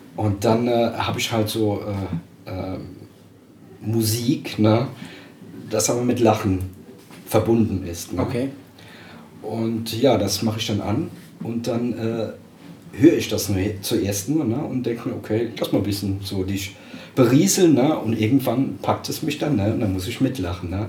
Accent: Dickenschied, Rhineland-Palatinate, Germany; ich bin aus dem Hunsrück, aus Dickenschied.

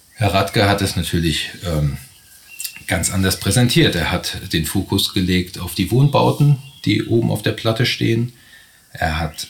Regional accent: Bad Kreuznach, Rhineland-Palatinate, Germany; moved away; also born or lived in Stuttgart; Habe mein Büro hier in Bad Kreuznach jahrelang in Stuttgart gelebt ähm, und bin jetzt seit 2016 mit meinem Partner Florian Lachenmann wieder zurück in meine alten Heimat

